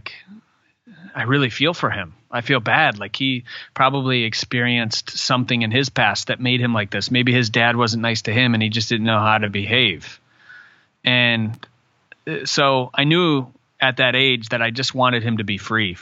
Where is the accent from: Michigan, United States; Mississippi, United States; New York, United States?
Michigan, United States; growing up in Michigan and living in a really small town